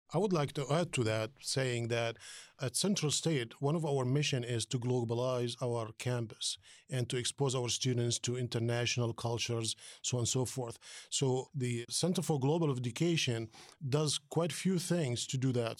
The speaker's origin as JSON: {"language": "English", "country": "Palestine", "also_born_or_lived": "New Jersey, United States", "moved": "yes", "lives_now": "Dayton, United States", "said": "I'm originally from Palestine, came to this country more than thirty years ago"}